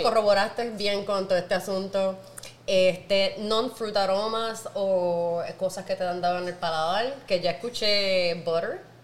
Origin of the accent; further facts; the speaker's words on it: Naranjito, Puerto Rico; Y no solo soy una jíbara de Puerto Rico, no, yo no soy de San Juan, yo soy de Naranjito